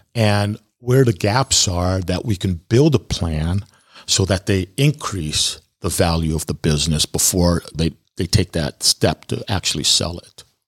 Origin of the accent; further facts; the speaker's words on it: California, United States; moved away; I grew up in California